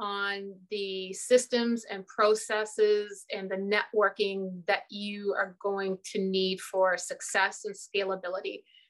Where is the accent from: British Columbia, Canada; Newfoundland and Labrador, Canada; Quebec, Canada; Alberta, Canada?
Newfoundland and Labrador, Canada; moved away; also born or lived in Ontario; here in Canada, we have a province, Newfoundland and Labrador. Okay. And when I tell people I was born and raised in Newfoundland, they're just like, well, you don't have a Newfoundland accent. And that's because when I came to the mainland, that's what we call Ontario.